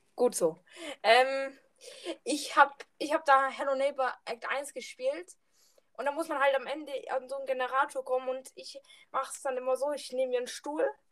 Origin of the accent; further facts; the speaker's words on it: Southern Germany, Germany; ich komme aus dem südlichen Teil von Deutschland.